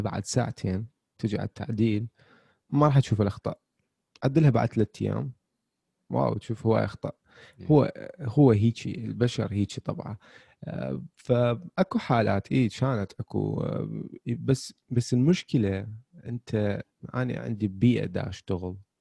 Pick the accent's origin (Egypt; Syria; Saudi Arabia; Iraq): Iraq; احنا عندنا بالعراق